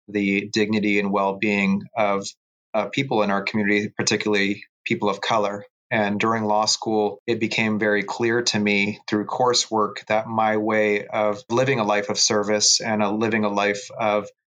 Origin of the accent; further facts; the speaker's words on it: San Jose, California, United States; I've been a public defender for 13 years here in Santa Clara County, my hometown of San Jose